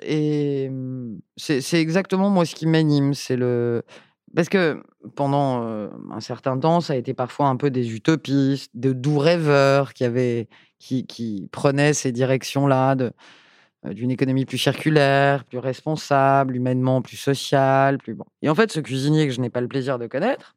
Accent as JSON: {"language": "French", "town": "Paris", "region": "Île-de-France", "country": "France", "tie": "born or raised there", "also_born_or_lived": "Basque Country", "said": "une femme qui vient de Paris, je suis née à Paris, j'ai été élue euh, à Paris"}